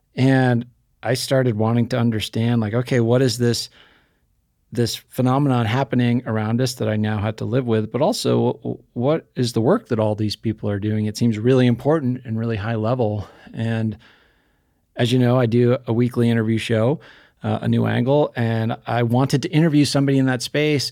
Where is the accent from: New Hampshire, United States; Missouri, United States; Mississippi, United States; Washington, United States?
New Hampshire, United States; I grew up in New Hampshire